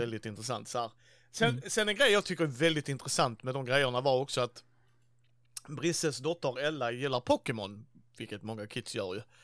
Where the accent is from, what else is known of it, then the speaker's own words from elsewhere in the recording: Helsingborg, Skåne, Sweden; var är du ifrån? Så bara Helsingborg